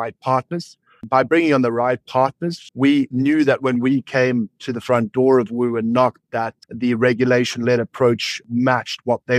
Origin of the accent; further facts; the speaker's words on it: South Africa; I'm also a South African